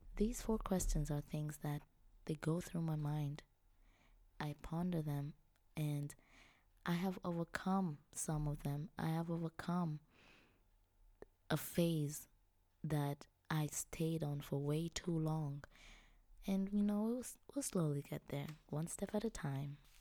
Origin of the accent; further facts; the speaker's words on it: Kilimanjaro, Tanzania; moved away as an adult; also born or lived in Europe; now in Vienna, Austria; I was born and raised in Tanzania. I come from Kilimanjaro. I'm Chaga by tribe